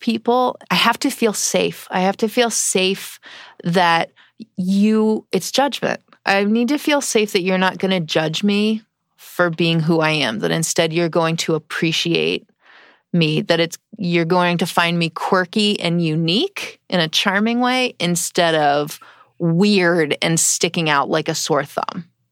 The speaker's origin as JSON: {"language": "English", "region": "East Coast", "country": "United States", "tie": "born or raised there", "said": "I grew up on the East Coast"}